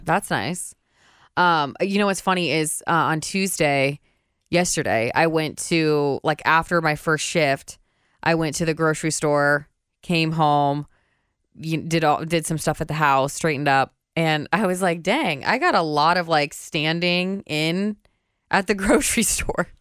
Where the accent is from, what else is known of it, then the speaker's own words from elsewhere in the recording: Indiana, United States; we grew up in Indiana